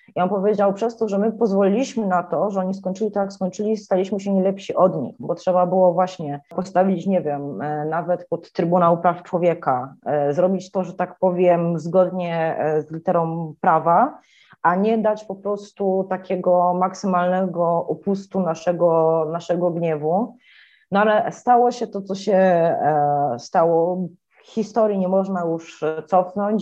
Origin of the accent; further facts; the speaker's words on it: Poland; moved away as an adult; now in Bucharest, Romania; jestem z Polski, że tu się przeprowadziłam